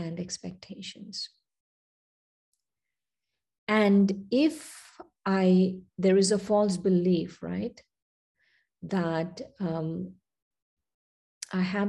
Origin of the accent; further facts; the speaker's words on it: India; moved away; I was born and raised in India, then I came here.